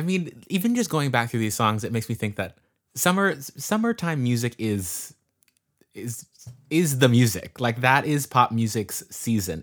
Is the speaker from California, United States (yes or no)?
yes; California, United States; am from California, um, and currently am in California, um, in the northern part in the Bay Area